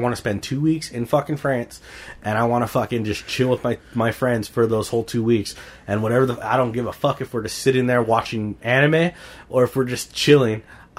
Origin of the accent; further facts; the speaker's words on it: United States; as an American